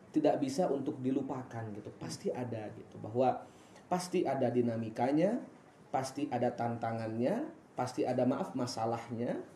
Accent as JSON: {"language": "Indonesian", "town": "Mataram", "region": "West Nusa Tenggara", "country": "Indonesia", "also_born_or_lived": "Bogor", "moved": "as an adult", "lives_now": "Depok, Indonesia", "said": "saya bukan asli Depok Nizar. Saya merantau, kuliah dulu di eh, Bogor, aslinya Mataram Lombok, kuliah di Bogor dan sekarang berkeluarga dan berdomisili di Depok."}